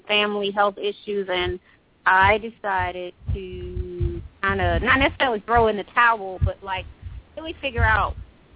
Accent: Atlanta, Georgia, United States; I'm a native from Atlanta, Georgia

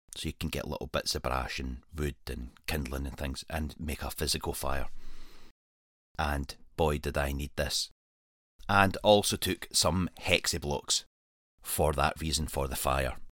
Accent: Scotland, United Kingdom; this is my home country

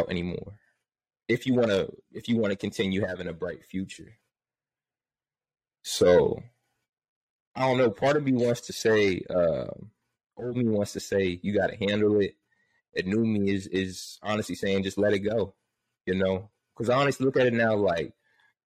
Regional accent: New Jersey, United States; I'm from Jersey

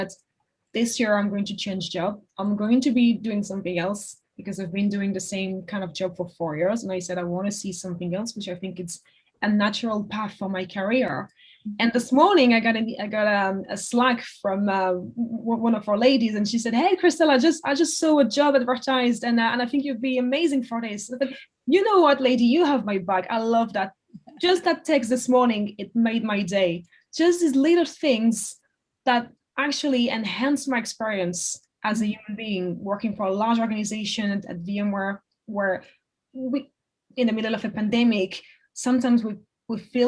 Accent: Paris, Île-de-France, France; English is a second language; moved away as an adult; now in London, United Kingdom; I grew up in Paris, in the suburb of Paris, and I studied in Paris.

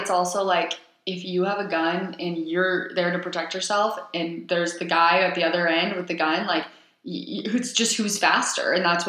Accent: Texas, United States; I am a Texan.

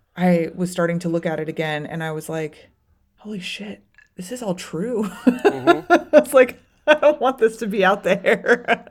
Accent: Florida, United States; now in Chicago, United States; I moved to Chicago, but I grew up in Florida

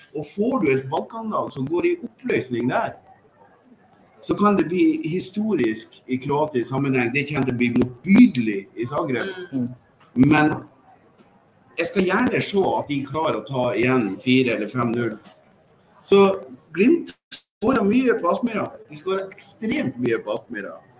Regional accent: Northern Norway, Norway; vi som identifiserer oss som nordlendinger

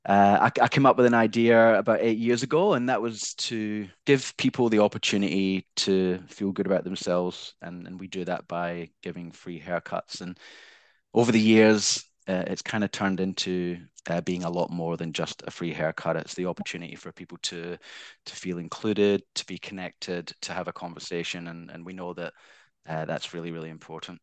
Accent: Glasgow, Scotland, United Kingdom; accent: Scottish; now in Australia; originally, I'm from Glasgow, Scotland

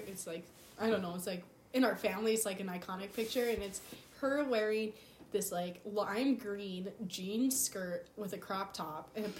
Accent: South Central North Dakota, United States; I'm a senior in college, and I'm studying elementary education with a coaching minor. I grew up in South Central North Dakota.

